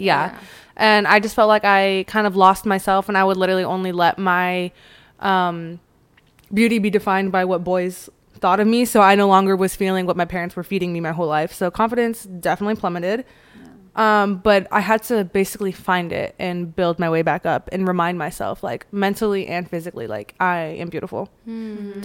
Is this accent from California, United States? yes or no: yes; Chino Hills, California, United States; growing up in Chino Hills, I lived pretty close to Anaheim